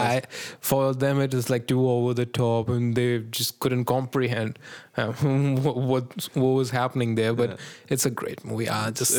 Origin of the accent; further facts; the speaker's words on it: India; I'm an Indian